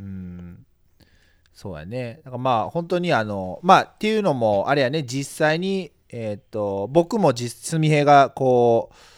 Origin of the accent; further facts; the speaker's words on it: Yokkaichi, Mie, Japan; 地元が四日市っていうこともあって